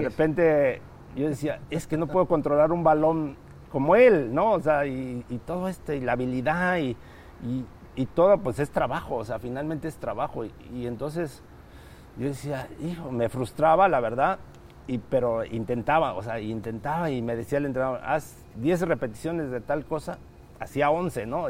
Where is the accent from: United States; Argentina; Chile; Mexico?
Mexico; Texcoco, State of Mexico; yo soy del Estado de México, de, Texcoco, cerca de, la capital